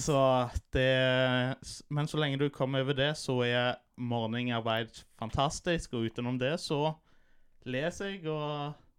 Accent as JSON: {"language": "Norwegian", "town": "Stavanger", "region": "Rogaland", "country": "Norway", "tie": "born or raised there", "also_born_or_lived": "Vancouver, Canada", "said": "Jeg er født og oppvokst på Hundvåg"}